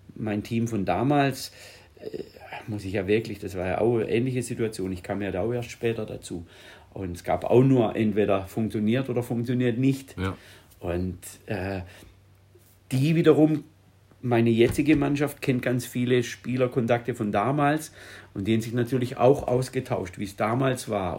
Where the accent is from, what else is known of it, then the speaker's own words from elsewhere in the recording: Schonach, Baden-Württemberg, Germany; Ich bin ja aus dem Skisprung-Ort